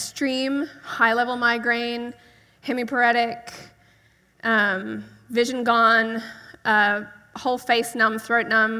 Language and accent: English; Australia; I'm from Australia.